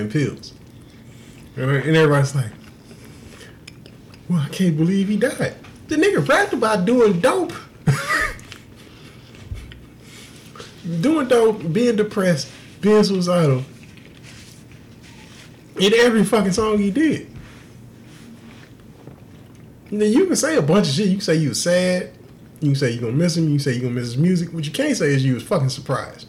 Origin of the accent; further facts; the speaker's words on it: Houston, Texas, United States; moved away; I'm from Houston